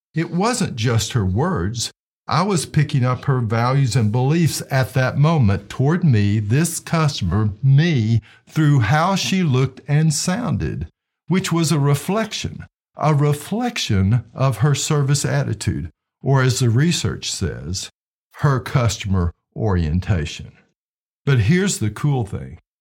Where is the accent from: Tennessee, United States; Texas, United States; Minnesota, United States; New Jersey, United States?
Tennessee, United States; Knoxville; my hometown of Knoxville, Tennessee